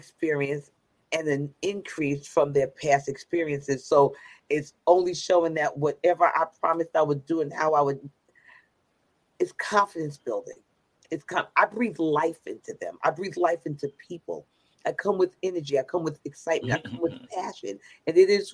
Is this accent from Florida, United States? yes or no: no; New York City, New York, United States; I'm from Brooklyn.